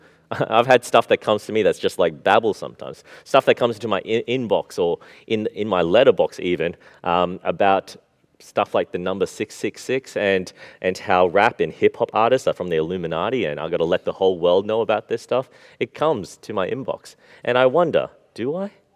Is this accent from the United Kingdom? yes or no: no; Australia; We grew up in Australia.